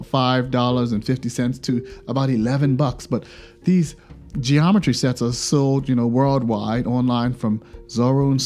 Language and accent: English; Bermuda; I'm from Bermuda